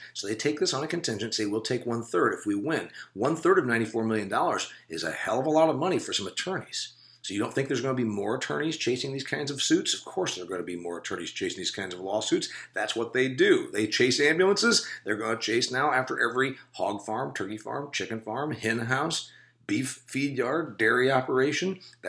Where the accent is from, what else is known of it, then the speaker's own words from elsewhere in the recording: Indiana, United States; What about Indiana, my home state?